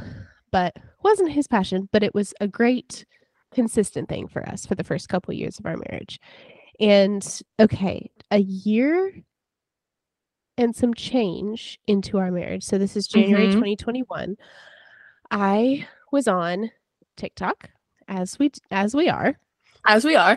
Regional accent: North Carolina, United States; I'm from North Carolina

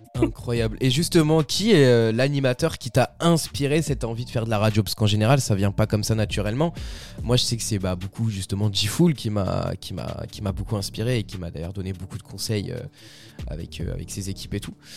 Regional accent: France; chez nous en France

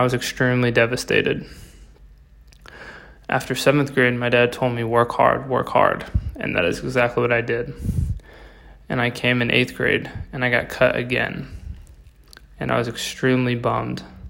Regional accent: Davidson, North Carolina, United States; I'm from Davidson, North Carolina. I've lived in North Carolina my whole life

